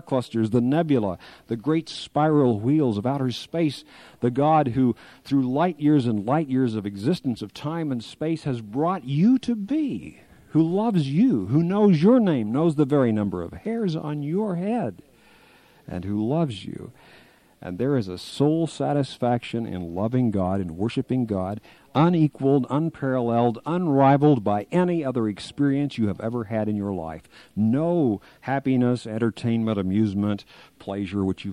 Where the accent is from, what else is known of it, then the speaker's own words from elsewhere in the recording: Kansas, United States; moved away; my home state of Kansas